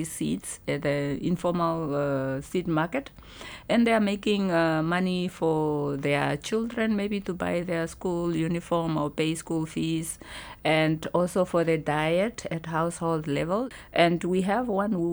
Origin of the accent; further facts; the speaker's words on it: Namibia; I am from Namibia.